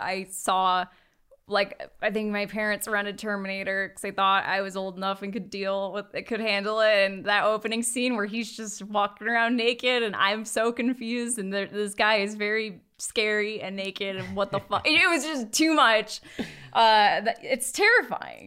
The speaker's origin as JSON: {"language": "English", "country": "United States", "said": "that's where we're from"}